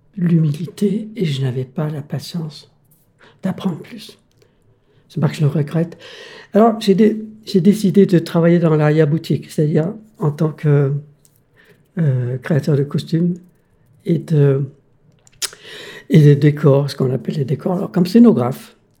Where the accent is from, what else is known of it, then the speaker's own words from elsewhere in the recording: Denmark; French is a second language; moved away as an adult; now in France; je suis né au Danemark, mais je suis européen